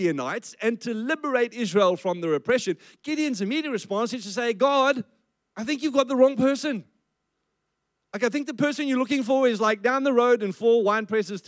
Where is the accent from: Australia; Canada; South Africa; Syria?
South Africa; I grew up in South Africa, and I grew up under the apartheid system